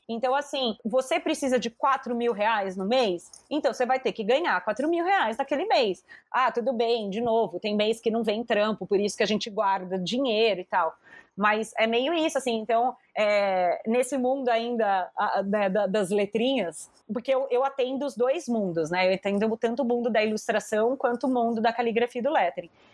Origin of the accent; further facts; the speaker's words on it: Brazil; eu não sou tipo brasileira vira-lata